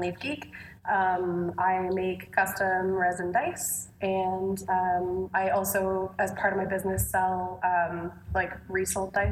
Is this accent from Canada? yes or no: yes; Canada; I'm Canadian.